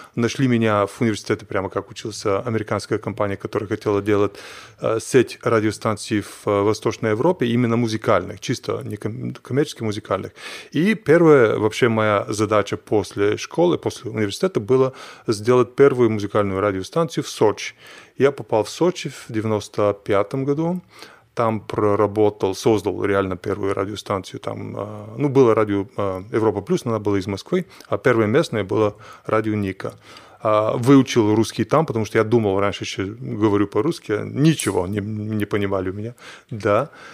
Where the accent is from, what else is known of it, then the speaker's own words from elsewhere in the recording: Bulgaria; Russian is a second language; moved away; Я из Болгарии